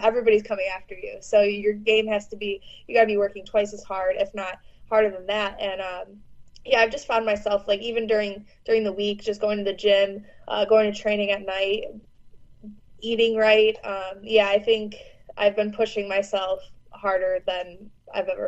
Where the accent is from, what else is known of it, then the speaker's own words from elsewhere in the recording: Chicago, Illinois, United States; I grew up in Chicago